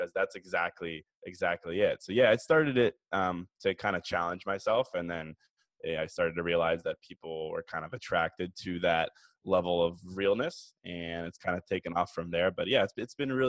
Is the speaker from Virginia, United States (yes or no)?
yes; Virginia, United States; moved away as an adult; now in Chicago, United States; I was actually born in Chicago, but I moved to Virginia when I was like two. So I was raised there for forever